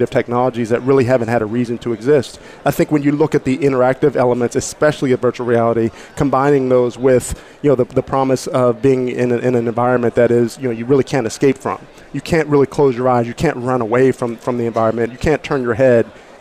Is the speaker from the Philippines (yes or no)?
no; Pittsburgh, Pennsylvania, United States; I'm from Pittsburgh